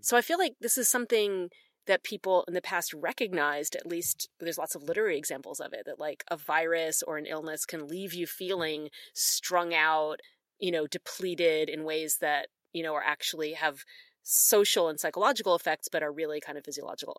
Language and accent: English; Philadelphia, Pennsylvania, United States; moved away as an adult; also born or lived in the South; now in Canada; especially being from Philadelphia